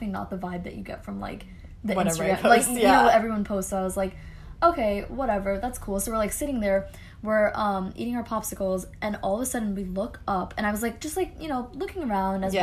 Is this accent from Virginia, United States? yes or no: yes; Northern Virginia, United States; I'm from Northern Virginia